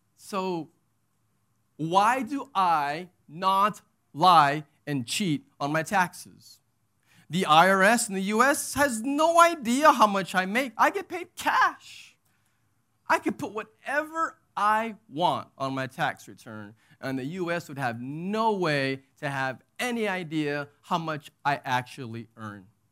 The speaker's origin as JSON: {"language": "English", "region": "Texas", "country": "United States", "moved": "yes", "said": "I'm from Texas. And so that's my nationality. That's my identity"}